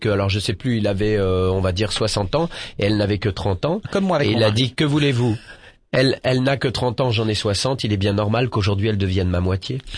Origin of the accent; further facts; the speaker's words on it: Grand Est, France; près de Forbach